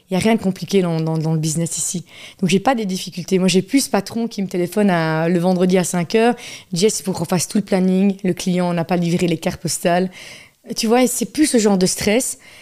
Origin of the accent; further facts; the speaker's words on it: Charleroi, Wallonia, Belgium; also born or lived in Namur; Toute ma jeunesse, c'était rue de la Montagne, Ville 2.